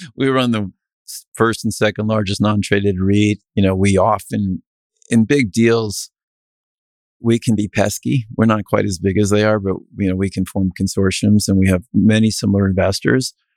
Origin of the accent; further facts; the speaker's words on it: New England, United States; also born or lived in Chicago / Connecticut; I'm a New England kid, but I, I'm not from the South